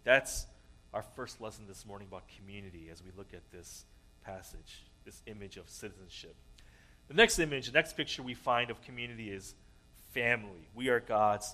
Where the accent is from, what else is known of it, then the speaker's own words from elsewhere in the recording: United States; I was born here in the States, and so I am what the U.S. Constitution describes as a natural-born citizen